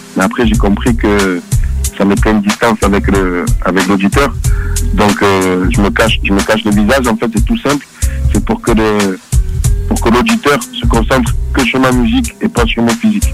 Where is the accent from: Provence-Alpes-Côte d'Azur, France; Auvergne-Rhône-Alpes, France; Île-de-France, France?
Provence-Alpes-Côte d'Azur, France; Marseille; je suis rappeur marseillais du 13e arrondissement, dans les quartiers nord.